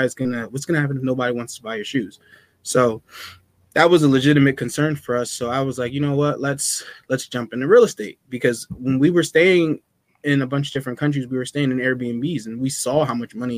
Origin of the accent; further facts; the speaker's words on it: Burlington, New Jersey, United States; also born or lived in Willingboro, New Jersey; I grew up in Burlington